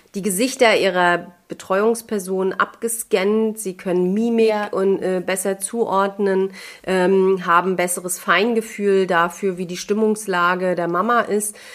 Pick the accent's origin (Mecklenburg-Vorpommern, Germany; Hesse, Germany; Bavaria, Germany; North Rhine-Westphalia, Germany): Mecklenburg-Vorpommern, Germany; bei uns in MV